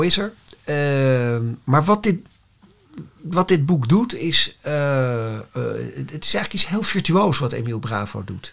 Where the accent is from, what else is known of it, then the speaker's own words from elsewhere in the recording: Netherlands; wij als Nederlanders